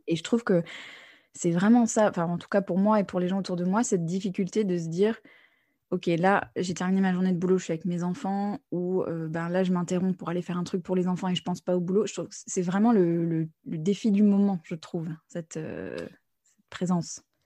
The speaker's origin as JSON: {"language": "French", "country": "United States", "tie": "born or raised there", "moved": "yes", "said": "j'ai grandi aux États-Unis aussi"}